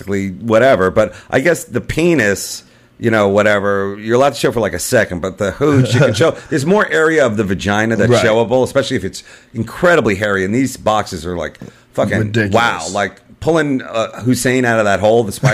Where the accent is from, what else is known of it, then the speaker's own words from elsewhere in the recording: United States; we're American